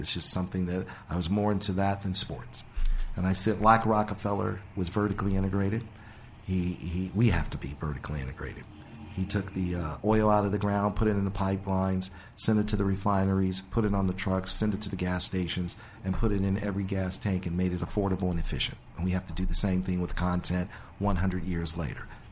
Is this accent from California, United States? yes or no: yes; Los Angeles, California, United States; born or raised there; also born or lived in Detroit, Michigan